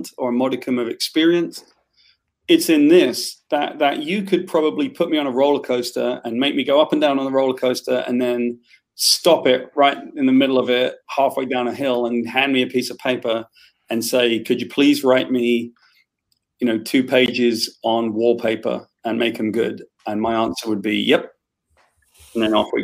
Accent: Wales, United Kingdom; I'm Welsh

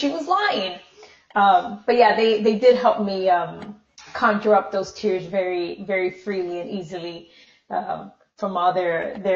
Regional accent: Minnesota, United States; born there; Um, well, I was born in Minnesota.

